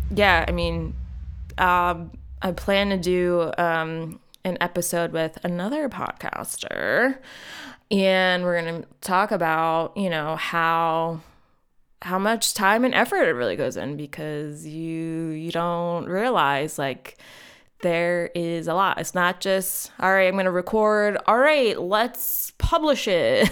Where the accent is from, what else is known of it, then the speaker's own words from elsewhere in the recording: North Wales, Pennsylvania, United States; I grew up in North Wales